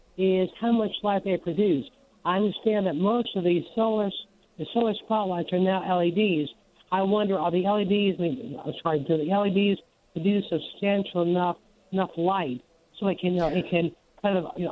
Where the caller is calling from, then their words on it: Georgia, United States; Well, I'm calling from Georgia.